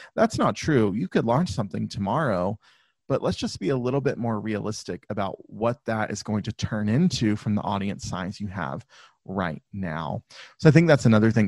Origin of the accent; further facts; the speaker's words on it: the South, United States; I grew up in the South in the U.S., so if you if you can't, my accent will come out from time to time.